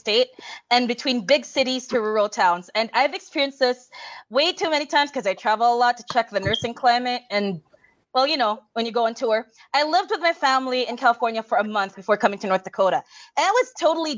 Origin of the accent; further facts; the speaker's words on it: Cebu, Central Visayas, Philippines; moved away as an adult; now in United States; I was from Cebu